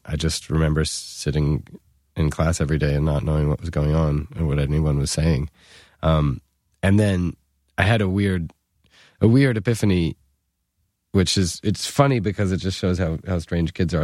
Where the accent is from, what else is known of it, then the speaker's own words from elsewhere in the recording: New York, United States; it was just about the cheapest private school in New York